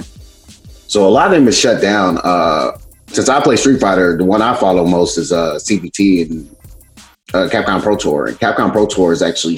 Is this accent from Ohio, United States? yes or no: no; St. Louis, Missouri, United States; now in Chicago, United States; I currently live in Chicago, even though I am from St. Louis